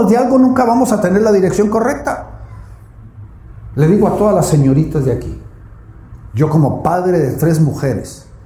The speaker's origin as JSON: {"language": "Spanish", "country": "Guatemala", "said": "De mal en peor, como dicen en mi tierra Guatemala."}